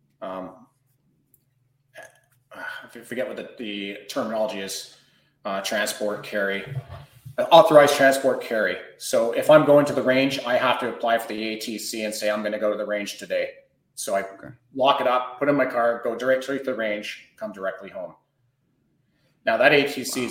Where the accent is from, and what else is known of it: Canada